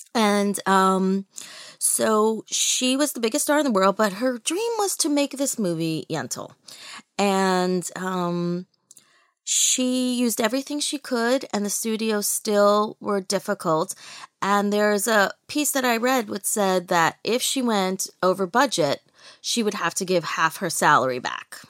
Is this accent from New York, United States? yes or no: yes; New York City, New York, United States; I was born in Brooklyn.